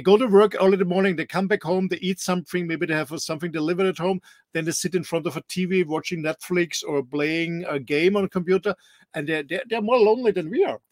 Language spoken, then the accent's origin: English; Austria; moved away as an adult; now in Mallorca, Spain; Austrian like myself